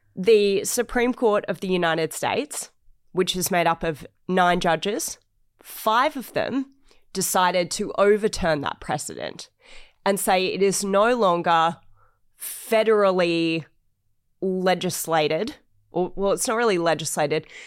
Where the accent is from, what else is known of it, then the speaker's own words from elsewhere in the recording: Australia; I'm obviously an Australian